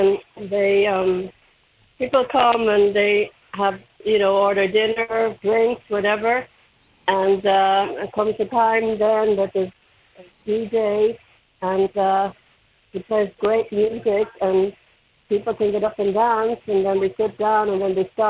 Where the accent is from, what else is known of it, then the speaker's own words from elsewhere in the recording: Dublin, Leinster, Ireland; born there; I'm born in the Liberties.